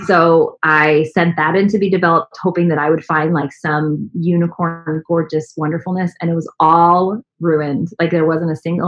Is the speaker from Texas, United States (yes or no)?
yes; San Antonio, Texas, United States; now in Dallas, United States; growing up in San Antonio